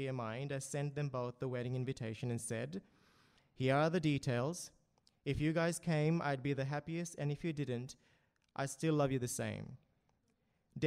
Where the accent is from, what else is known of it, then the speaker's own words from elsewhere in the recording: Fiji; now in Sydney, Australia; my childhood growing up in Fiji